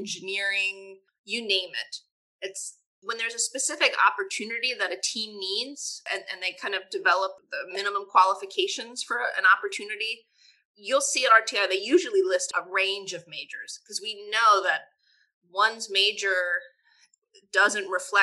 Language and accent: English; suburbs of New York, United States; now in Orange County, North Carolina, United States; I grew up in the suburbs of New York